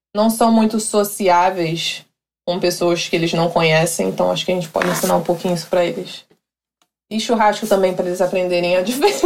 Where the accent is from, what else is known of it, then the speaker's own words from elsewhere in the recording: Rio de Janeiro, Brazil; accent: Rio de Janeiro (carioca); moved away as an adult; now in Nashville, United States; o meu sotaque eh, no, no, no Rio de Janeiro, por exemplo. Restaurante, que a gente fala com R.